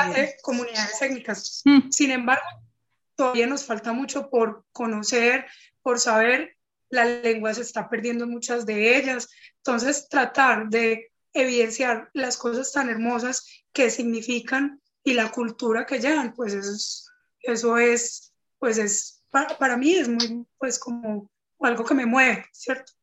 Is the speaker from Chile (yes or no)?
no; Cali, Valle del Cauca, Colombia; soy de Cali, pues y de acá del Valle